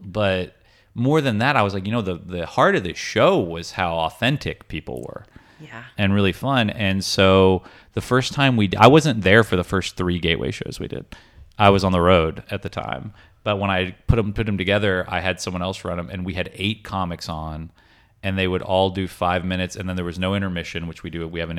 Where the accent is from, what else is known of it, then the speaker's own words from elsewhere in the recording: Augusta, Georgia, United States; moved away as an adult; I grew up in Augusta, Georgia.